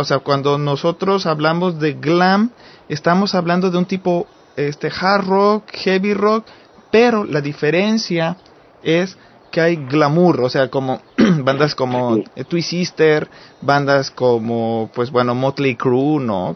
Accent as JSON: {"language": "Spanish", "country": "Mexico", "said": "como mexicano hombre"}